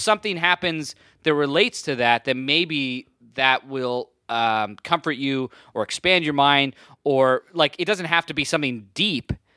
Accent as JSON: {"language": "English", "town": "Burlington", "region": "Ontario", "country": "Canada", "tie": "born or raised there", "said": "I grew up in Burlington"}